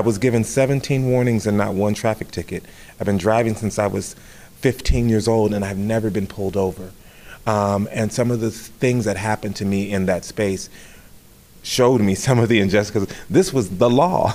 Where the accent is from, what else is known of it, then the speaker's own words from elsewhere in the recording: Riverside, California, United States; moved away as an adult; I came from the Los Angeles County area, a suburban city called Riverside